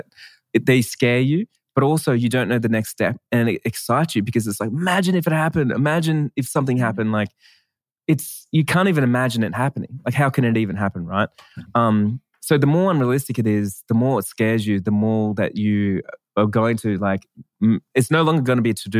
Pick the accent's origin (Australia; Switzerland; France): Australia; I'm Australian